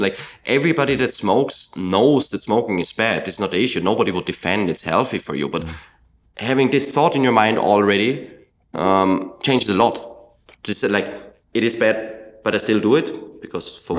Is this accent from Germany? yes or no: no; Austria; In my home country of Austria